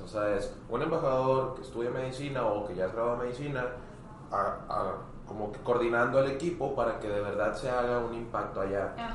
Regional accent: Hermosillo, Sonora, Mexico; moved away as an adult; now in Monterrey, Mexico; yo soy de Hermosillo, Sonora. Este, yo me vine por acá, para Monterrey, hace cuatro años casi.

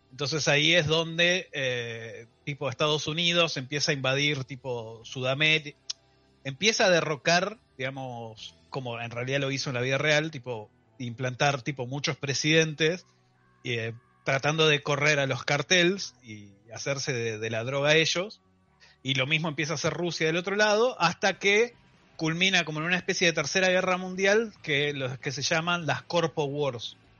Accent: Argentina; soy un argentino

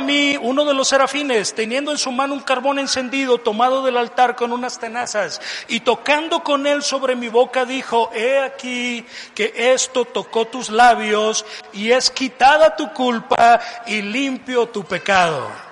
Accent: Mazatlán, Sinaloa, Mexico; moved away as an adult; also born or lived in Tijuana; yo me fui de, mi tierra natal de Mazatlán a la frontera norte, a Tijuana.

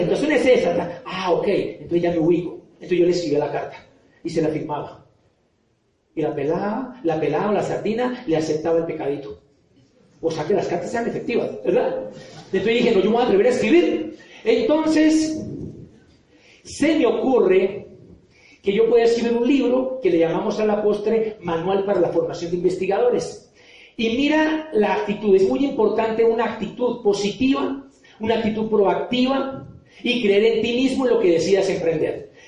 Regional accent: Popayán, Cauca, Colombia; moved away as an adult; now in Bogotá, Colombia; yo vengo de Popayán, soy de Popayán y llevo acá en Bogotá ya varios años

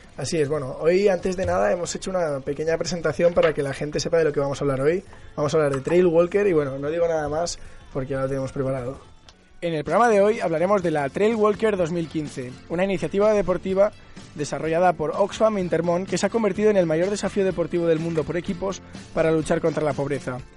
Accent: Barcelona, Catalonia, Spain; yo que soy de Barcelona

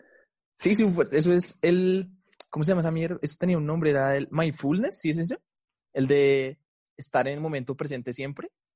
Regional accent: Bogotá, Colombia; Soy de Colombia

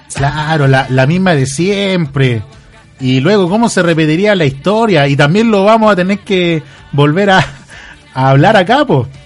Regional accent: Chile; que vienen muchas bandas a Chile a visitarnos, eh, somos el oasis de Sudamérica

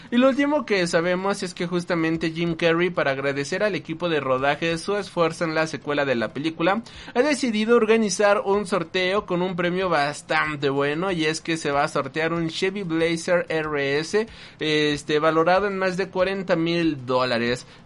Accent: Puerto Rico; porque ha sido muy duro para mí, especialmente al ser puertorriqueño

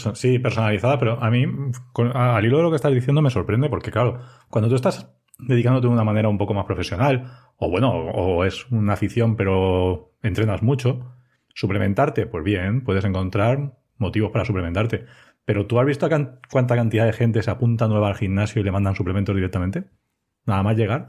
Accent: Elda, Valencian Community, Spain; also born or lived in Ibi; trabajo en Ibia, aunque soy de Elda

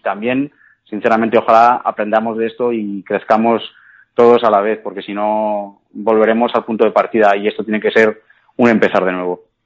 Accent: Cuenca, Castilla-La Mancha, Spain; ni siquiera los propios conquenses tenemos ese orgullo de decir, oye, que soy de Cuenca

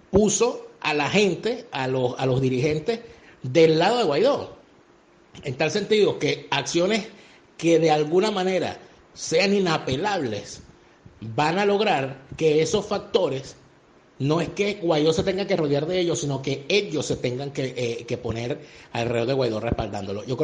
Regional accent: Venezuela; moved away; Yo desde que salí de Venezuela, desde que escapé de Venezuela, he sentido como un compromiso hacer lo que llaman los judíos Hashbara

